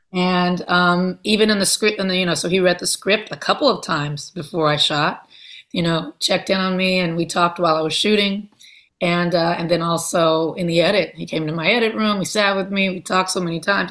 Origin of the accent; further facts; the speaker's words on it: Compton, California, United States; I am from Los Angeles, I'm from Compton